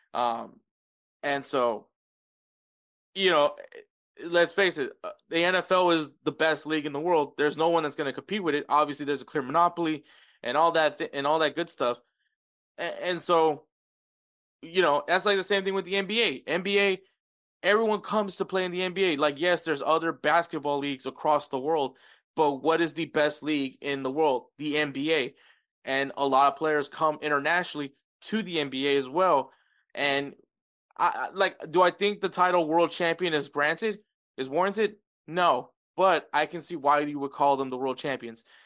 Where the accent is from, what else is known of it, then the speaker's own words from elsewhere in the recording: Texas, United States; I'm from the state of Texas